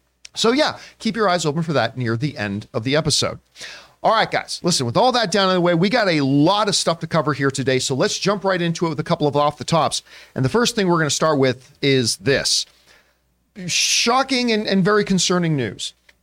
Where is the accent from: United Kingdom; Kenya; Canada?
Canada; as somebody who spent some of my years growing up on the Campia Ranch up in Canada, my dad would often have to, you know, pull out the tractor and plow snow around the ranch